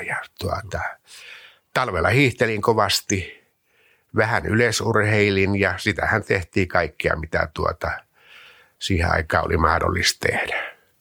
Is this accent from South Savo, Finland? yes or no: yes; Mikkeli, South Savo, Finland; Mikkelin maalaiskunnassa, noin 30 kilometriä Mikkelin kaupungista, Pajulan kylässä.